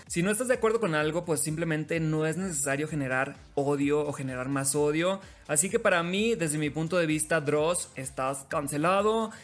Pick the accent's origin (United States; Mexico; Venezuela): Mexico; Sinaloa; soy locutor sinaloense